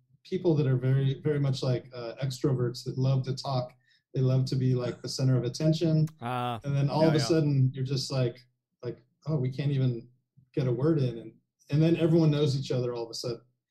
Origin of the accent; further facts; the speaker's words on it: Anaheim, California, United States; also born or lived in Fullerton, United States; I grew up in like the shitty parts of Orange County. You know, like Anaheim, Fuller